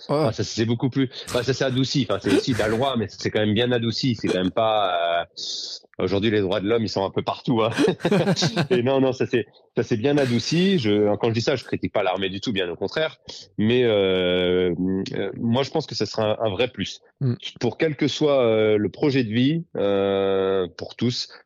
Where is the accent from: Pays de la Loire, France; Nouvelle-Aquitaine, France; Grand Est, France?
Nouvelle-Aquitaine, France; Dordogne; chez moi en Dordogne